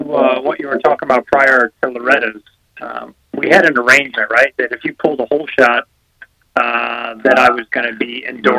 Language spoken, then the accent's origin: English; Northern Illinois, United States; I'm originally from Northern Illinois. So I'm not, that whole barbaric winter and hot summer I've been accustomed to.